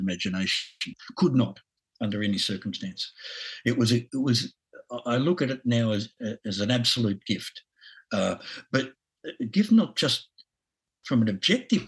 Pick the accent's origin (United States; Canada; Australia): Australia; accent: Aussie; my Aussie accent